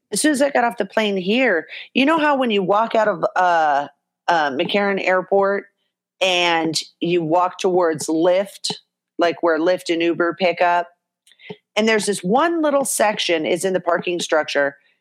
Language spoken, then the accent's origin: English; Orange County, California, United States; I'm from Orange County, California